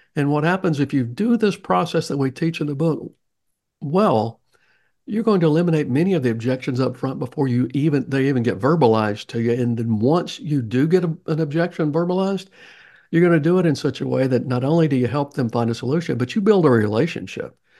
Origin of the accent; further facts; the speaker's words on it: the South, United States; accent: Southern; my Southern accent